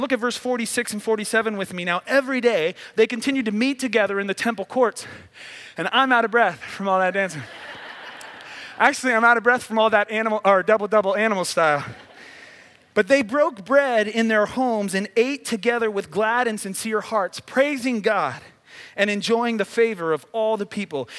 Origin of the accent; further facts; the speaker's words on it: Midwest, United States; now in Southern California, United States; I grew up in the Midwest